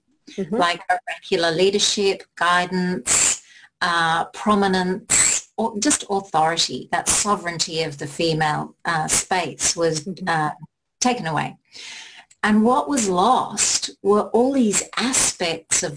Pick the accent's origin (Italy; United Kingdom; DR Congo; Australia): United Kingdom; England; I was born in England